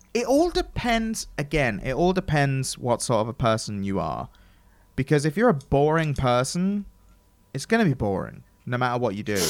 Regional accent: England, United Kingdom; I'm English

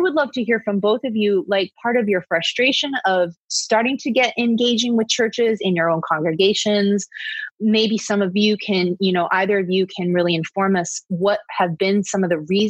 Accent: East Coast, United States; moved away as an adult; now in Los Angeles, United States; Growing up in the East Coast, I didn't come until after the riots were done, when I came back here to LA for college

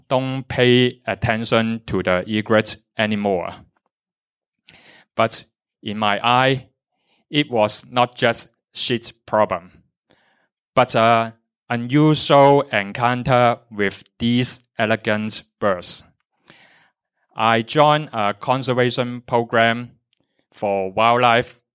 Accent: Tai Po, Hong Kong; I grew up in Taipo, where there is more nature and a lot of wildlife

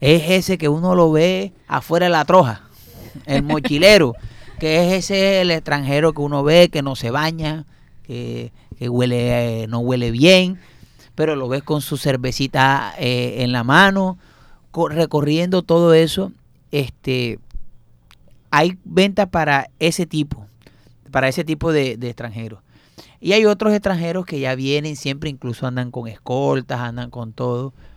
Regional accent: Barranquilla, Atlántico, Colombia; yo soy barranquillero ya

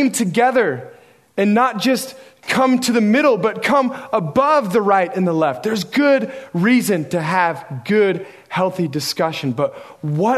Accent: Oregon, United States; I grew up in Oregon

